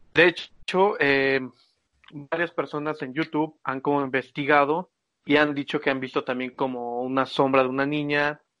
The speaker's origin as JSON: {"language": "Spanish", "country": "Mexico", "tie": "born or raised there", "said": "cuando era chiquito yo vivía ahí por Santa Mónica, Viveros y todos esos lados"}